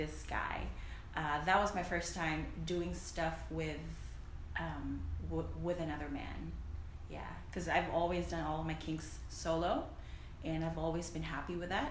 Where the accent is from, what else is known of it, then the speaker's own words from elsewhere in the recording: Philippines; moved away as an adult; So I'm an immigrant, by the way. I grew up in the Philippines. I moved here when I was like 18, 19